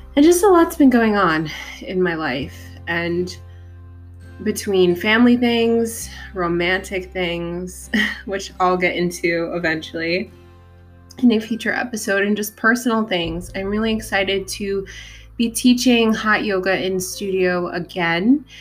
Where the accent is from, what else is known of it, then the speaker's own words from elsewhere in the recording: New York City, New York, United States; I was born in Staten Island